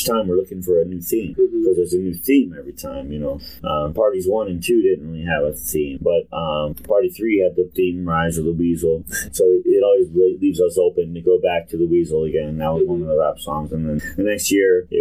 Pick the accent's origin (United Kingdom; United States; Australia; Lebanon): United States; East Cleveland, Ohio; I was born in East Cleveland